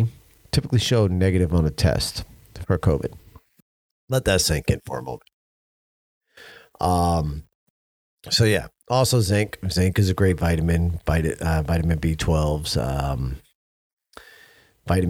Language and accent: English; United States; as American